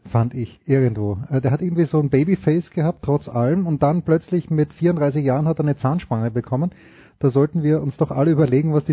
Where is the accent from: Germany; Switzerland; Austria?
Austria; weil als Österreicher weiß ich, es geht nicht gleichzeitig Horst Koff und Thomas Muster, man musste einen nehmen.